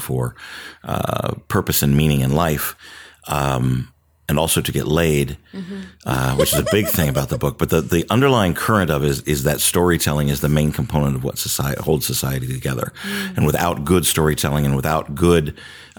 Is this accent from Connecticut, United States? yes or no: no; Charlotte, North Carolina, United States; also born or lived in Virginia; I grew up in Charlotte, North Carolina. I was born and raised there